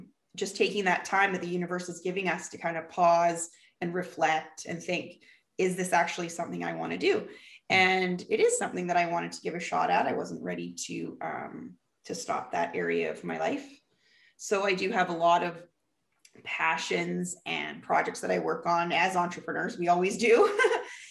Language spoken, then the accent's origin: English; Vancouver, British Columbia, Canada; accent: Canadian; I'm from Canada, Vancouver, British Columbia.